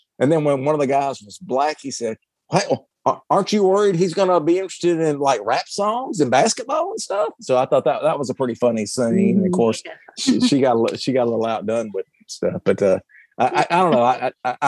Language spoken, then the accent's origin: English; the South, United States; accent: Southern hick; my Southern hick accent.